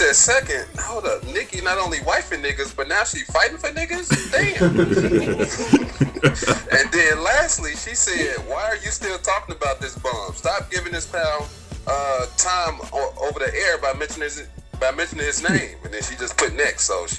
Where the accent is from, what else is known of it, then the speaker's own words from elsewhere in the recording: Alabama, United States; now in New York, United States; I'm from Alabama, too, and I live in New York.